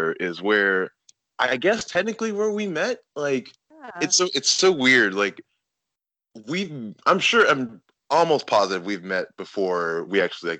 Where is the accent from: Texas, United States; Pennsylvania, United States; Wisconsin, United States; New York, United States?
Texas, United States; Austin; now in Denton, United States; I grew up in Austin my entire life. I wanted to see what else was out there, and yeah. I just made my inch 3 hours up to Denton, and then yeah.